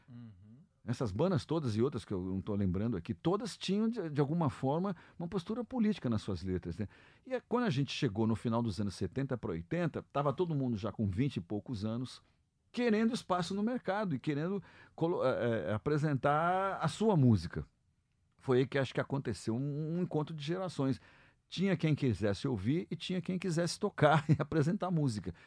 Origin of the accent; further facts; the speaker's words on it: Brazil; nós somos brasileiros e tocamos, tocamos gêneros brasileiros